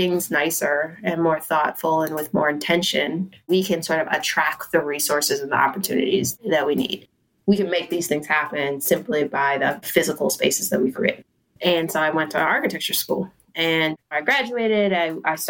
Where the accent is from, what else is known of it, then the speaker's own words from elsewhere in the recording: Cheltenham, Pennsylvania, United States; also born or lived in Mount Airy, Philadelphia; I mostly grew up in Cheltenham. My mom lived in Cheltenham